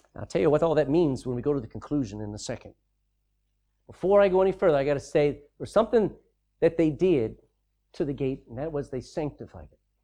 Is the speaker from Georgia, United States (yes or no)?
no; Texas, United States; I'm a Texan